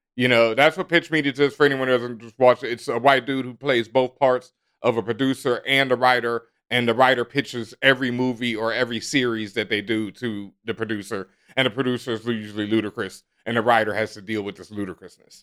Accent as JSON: {"language": "English", "region": "Texas", "country": "United States", "tie": "born or raised there", "said": "I grew up in Texas, and growing up in Texas, in elementary school, we learned square dancing"}